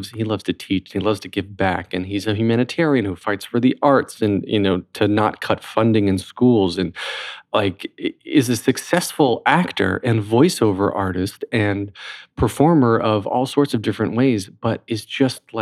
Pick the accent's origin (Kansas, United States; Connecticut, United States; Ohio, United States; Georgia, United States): Georgia, United States; Columbus; I was born in Columbus, Georgia